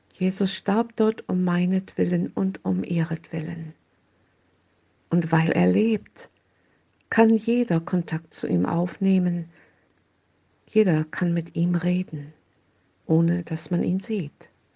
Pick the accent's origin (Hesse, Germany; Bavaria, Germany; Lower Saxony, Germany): Lower Saxony, Germany; Oldenburg; in Oldenburg, meine Heimatstadt